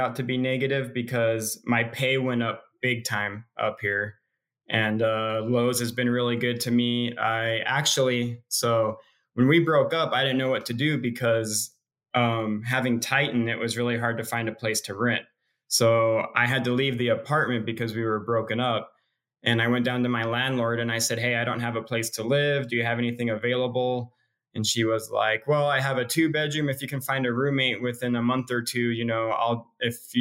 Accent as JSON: {"language": "English", "town": "Yuma", "region": "Arizona", "country": "United States", "tie": "born or raised there", "also_born_or_lived": "Fresno, California", "moved": "yes", "lives_now": "Everett, United States"}